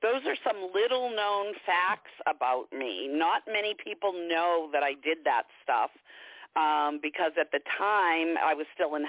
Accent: Scituate, Massachusetts, United States; I grew up in Scituate, Mass.

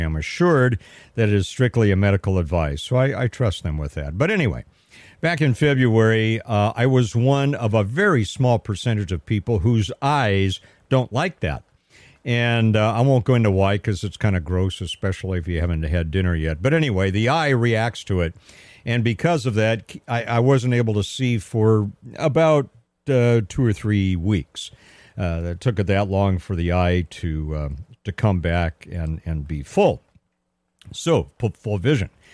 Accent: Pasadena, California, United States; also born or lived in Altadena, California / Arcadia, California; I am a native Southern Californian. I was born and raised in Pasadena, California, a little bit in Altadena, a little bit in Arcadia, but Pasadena is my hometown

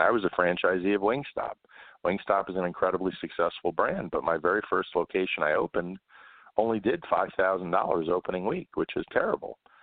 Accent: New York, United States; moved away as an adult; I grew up in New York and uh, spent a lot of time in Manhattan

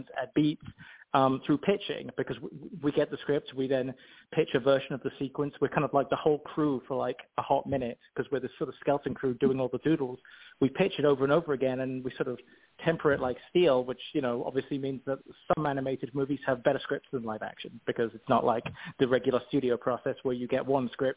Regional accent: Oxford, South East England, United Kingdom; I come from Oxford in England. I grew up on the street where J.R.R. Tolkien is buried.

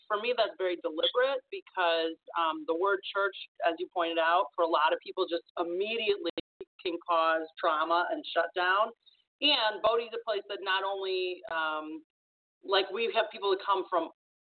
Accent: Chicago, Illinois, United States; I'm born and raised in Chicago

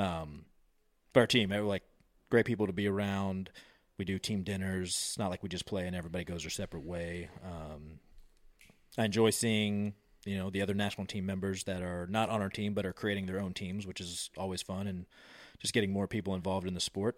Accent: Virginia, United States; My buddy Omar, we grew up in Virginia

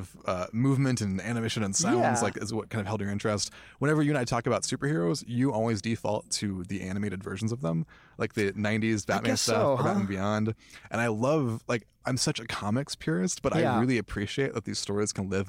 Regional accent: Tucson, Arizona, United States; I grew up in Tucson.

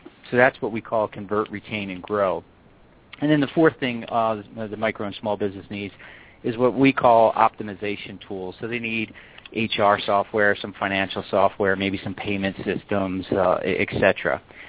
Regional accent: East Coast, United States; now in Colorado, United States; And that's what actually got me out here to Colorado, which is kind of nice. I'm originally from the East Coast.

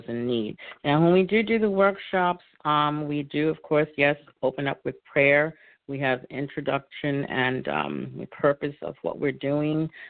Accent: New York City, New York, United States; accent: New York; now in Philadelphia, United States; I'm originally from New York, born and raised, now residing in Philadelphia

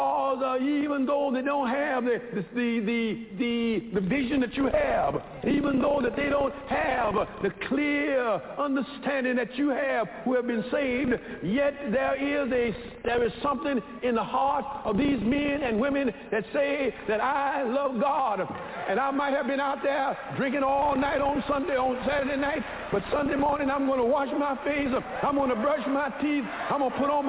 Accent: United States; I was born in America

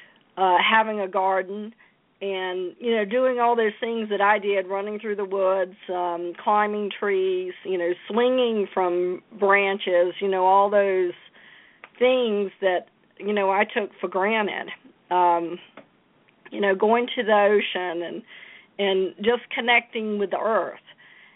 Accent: Jacksonville, North Carolina, United States; I was born in Jacksonville, North Carolina

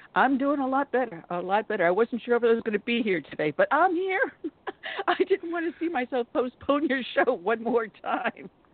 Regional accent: New York, United States; moved away; I grew up in New York, and I was living there at the time of the Tawana Brawley um, hoax.

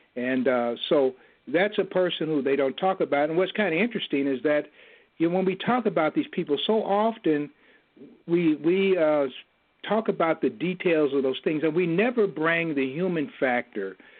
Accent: Kansas City, Kansas, United States; my hometown in Kansas City, Kansas

